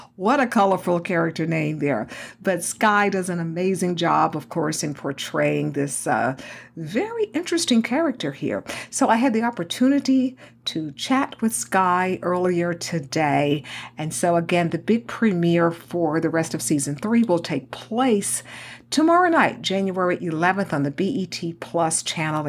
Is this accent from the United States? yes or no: yes; Houston, Texas, United States; born or raised there; also born or lived in Dallas, Texas